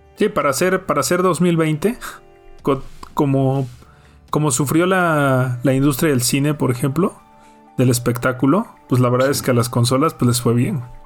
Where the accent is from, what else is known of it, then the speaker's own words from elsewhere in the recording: Mexico; para nosotros como mexicanos